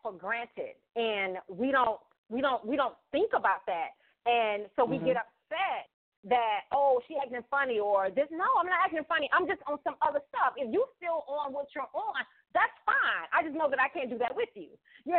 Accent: Florida, United States; moved away; moved away from Florida and I went back home to visit

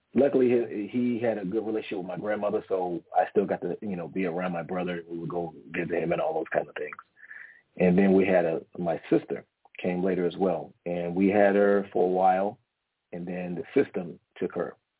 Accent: Washington, District of Columbia, United States; now in San Diego, United States; I'm originally from Washington, D.C., okay, okay, from the East Coast, East Coast native, but currently live in San Diego right now. Um, but I was raised with my grandmother.

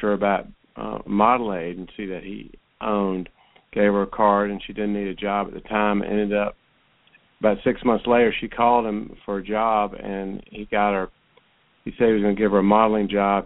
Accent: Roswell, Georgia, United States; went to Roswell High School, which is my hometown

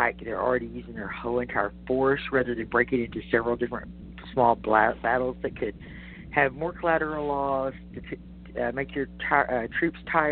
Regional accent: Texas, United States; as a Texan

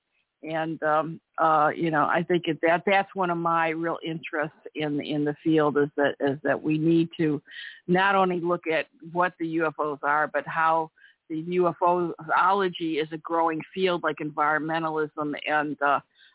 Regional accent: Cleveland, Ohio, United States; When I was growing up in Cleveland, I had when I was in high school

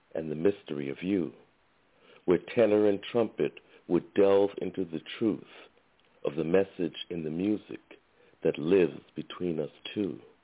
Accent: Brooklyn, New York, United States; now in California, United States; I'm originally from from Brooklyn.

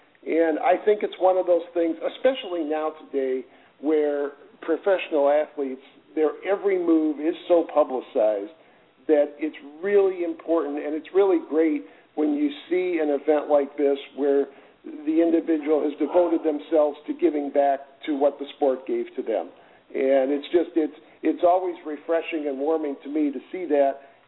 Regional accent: Detroit, Michigan, United States; growing up in Detroit

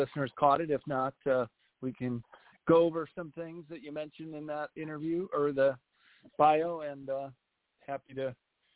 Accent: Arlington Heights, Illinois, United States; also born or lived in Chicago; now in California, United States; I was born in the city but grew up in a town called Arlington

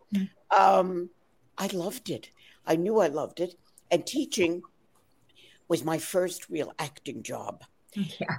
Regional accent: New York, United States; my parents were Irish immigrants. I'm from New York, but they were from Ireland

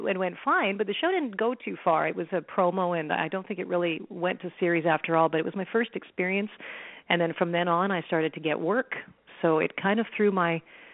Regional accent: Toronto, Ontario, Canada; moved away as an adult; now in Vancouver, Canada; I'm born and bred in Toronto, but I managed to get myself a job out here in Vancouver, BC, where I am now

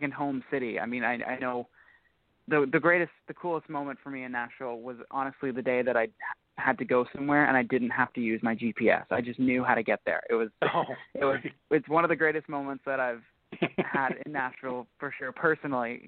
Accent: Ontario, Canada; we're all from Ontario

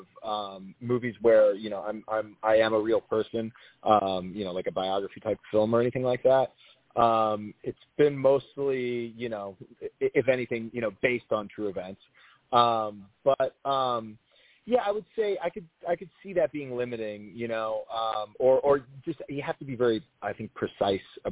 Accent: Minnesota, United States; now in Los Angeles, United States; I'm from Minnesota

